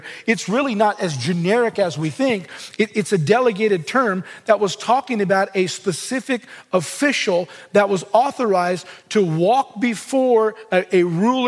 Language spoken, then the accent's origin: English; Southern California, United States; I grew up in Southern California